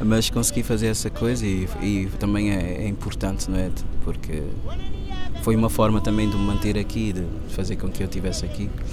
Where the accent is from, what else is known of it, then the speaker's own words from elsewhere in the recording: São Vicente island, Cape Verde; moved away as an adult; also born or lived in Porto, Portugal; now in Lisbon, Portugal; Em São Vicente. Sou da ilha de São Vicente